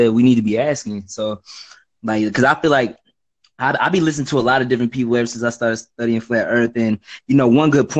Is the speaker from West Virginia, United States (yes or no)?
no; Dallas, Texas, United States; I'm from Texas, bro. I'm like over in Dallas, Texas area